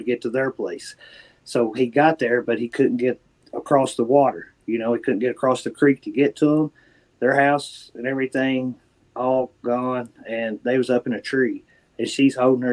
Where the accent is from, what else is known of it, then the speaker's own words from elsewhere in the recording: Eastern Kentucky, United States; now in Central Kentucky, United States; where I grew up in Eastern Kentucky, before I live in Central Kentucky now